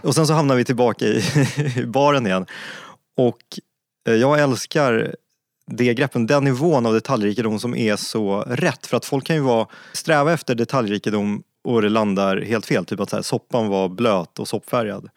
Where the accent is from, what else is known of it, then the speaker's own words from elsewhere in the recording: Stockholm, Stockholm County, Sweden; Jag är uppvuxen i Stockholm, inte i Luleå